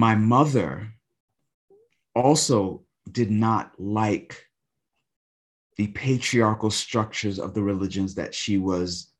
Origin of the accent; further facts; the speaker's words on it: New York City, New York, United States; I grew up in New York City, in Brooklyn primarily.